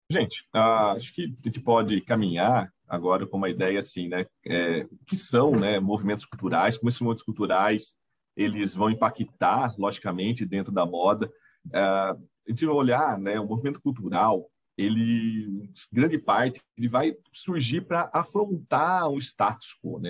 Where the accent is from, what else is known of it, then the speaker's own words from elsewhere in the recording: Itapira, São Paulo, Brazil; sou de Itapira